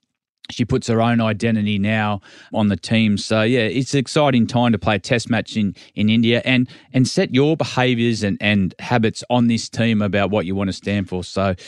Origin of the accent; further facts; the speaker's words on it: Australia; I'm an Aussie rock man. I grew up listening to … and I enjoyed all the live pub scene as you'd imagine.